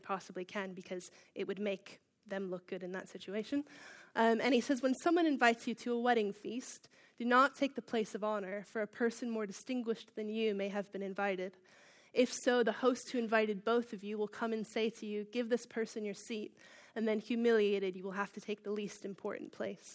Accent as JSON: {"language": "English", "town": "Baltimore", "region": "Maryland", "country": "United States", "moved": "as an adult", "lives_now": "Bishop's Stortford, United Kingdom", "said": "I'm from Baltimore, Maryland, which is on the east coast of the United States"}